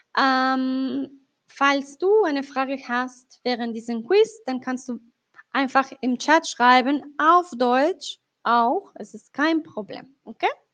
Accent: Colombia; first language Spanish; also born or lived in Mexico; now in Germany; soy de Colombia. Comúnmente vivo en Alemania, ahora estoy en eh, México

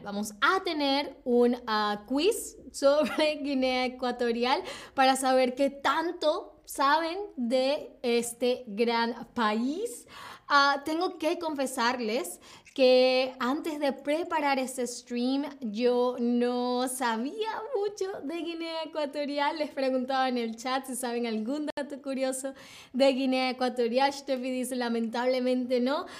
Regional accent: Venezuela; yo vengo de Venezuela

